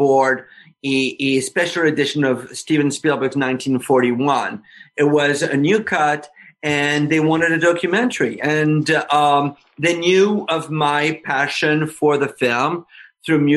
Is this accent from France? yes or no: yes; France; moved away; I was growing up in France